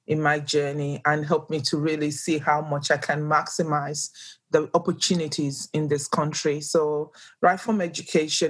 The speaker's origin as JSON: {"language": "English", "country": "Nigeria", "tie": "born or raised there", "second_language": "English", "moved": "as an adult", "lives_now": "Australia", "said": "I'm originally from Nigeria"}